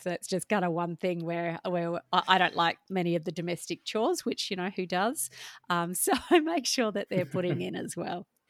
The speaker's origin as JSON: {"language": "English", "town": "Perth", "region": "Western Australia", "country": "Australia", "tie": "born or raised there", "also_born_or_lived": "Melbourne", "said": "was born in Melbourne, but grew up in Perth with a single mum"}